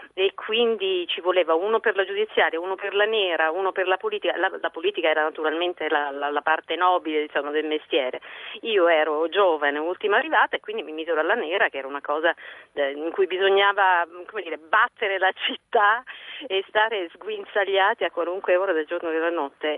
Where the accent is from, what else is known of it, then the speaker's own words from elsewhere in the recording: Messina, Sicily, Italy; also born or lived in Palermo; io sono nata a Messina ma svezzata a Palermo, svezzata nel giornalismo e soprattutto svezzata nella mafia